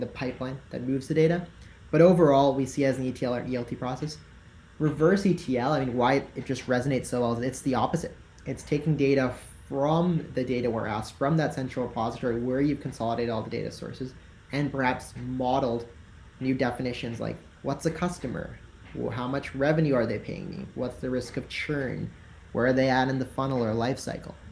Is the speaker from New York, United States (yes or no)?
no; Tennessee, United States; now in San Francisco, United States; I'm from Tennessee, so I'm from from the southeast.